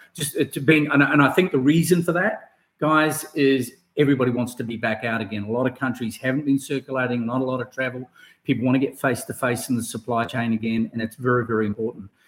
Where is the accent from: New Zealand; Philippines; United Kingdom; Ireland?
New Zealand; from New Zealand, from my home country